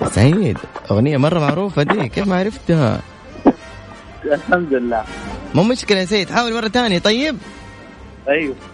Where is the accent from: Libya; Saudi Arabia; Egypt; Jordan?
Saudi Arabia; Jeddah, Makkah Province; انا من جده